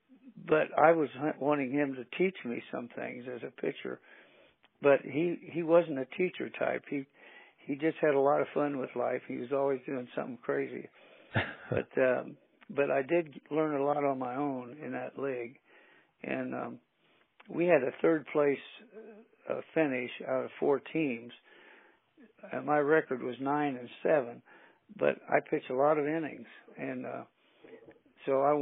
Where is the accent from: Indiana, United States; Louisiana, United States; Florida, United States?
Indiana, United States; Anderson; I was an All-American at Anderson University right here in my hometown